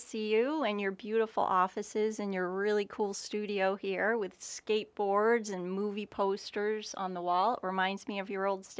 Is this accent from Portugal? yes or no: no; Beverly, Massachusetts, United States; moved away as an adult; also born or lived in Boston, Massachusetts; now in Florida, United States; I am from Massachusetts. Okay. Whereabouts? A little town called Beverly. It's about 20, 25 miles north of Boston.